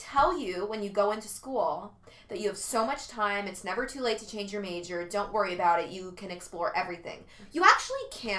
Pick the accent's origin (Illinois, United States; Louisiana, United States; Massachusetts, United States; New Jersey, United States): New Jersey, United States; I'm from New Jersey.